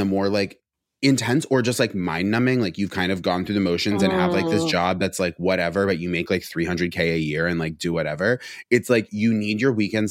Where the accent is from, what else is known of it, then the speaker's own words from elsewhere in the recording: Rutland, Vermont, United States; moved away as an adult; now in New York, United States; I wasn't raised in a religious household, but I was raised in Vermont